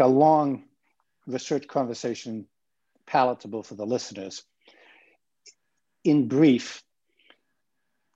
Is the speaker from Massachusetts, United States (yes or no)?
yes; Boston, Massachusetts, United States; moved away as an adult; also born or lived in West Coast; I'm a Bostonian and I grew up very street